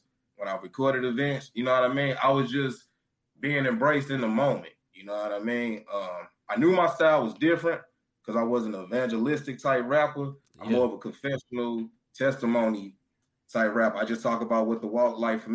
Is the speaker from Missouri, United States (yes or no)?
yes; St. Louis, Missouri, United States; Born and raised in St. Louis